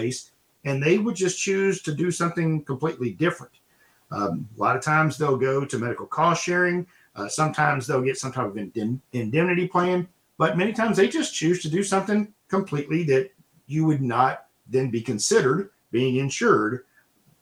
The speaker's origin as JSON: {"language": "English", "region": "Texas", "country": "United States", "tie": "born or raised there", "said": "My home state here of Texas"}